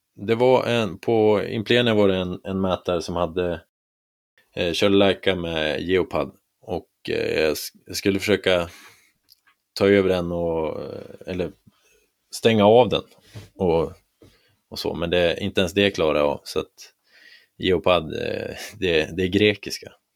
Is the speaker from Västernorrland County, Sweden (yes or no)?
yes; Härnösand, Västernorrland County, Sweden; moved away as an adult; also born or lived in Kramfors; now in Stockholm, Sweden; Jag kom ursprungligen från Härnösand